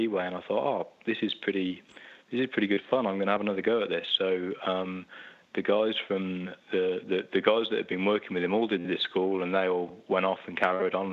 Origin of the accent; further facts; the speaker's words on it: Oxford, South East England, United Kingdom; I was born in Oxford in the UK, and I've lived pretty much all my life in Oxford